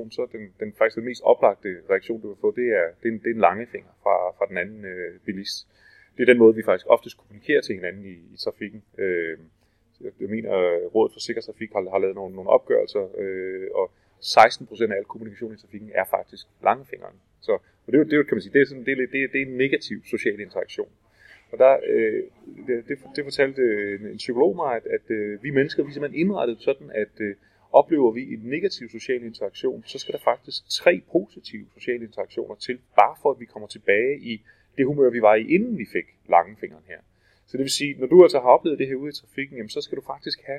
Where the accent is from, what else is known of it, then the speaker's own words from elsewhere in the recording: Denmark; jeg kommer fra, fra Danmark.